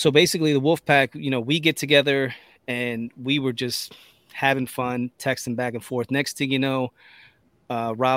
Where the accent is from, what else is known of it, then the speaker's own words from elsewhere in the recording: United States; we've born and raised in the United States of America. This is where we've lived our whole time